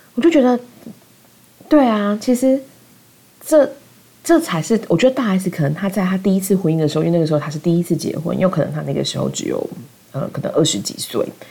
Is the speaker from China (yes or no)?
no; southern Taiwan, Taiwan; 我妈是南部人，我们是南部人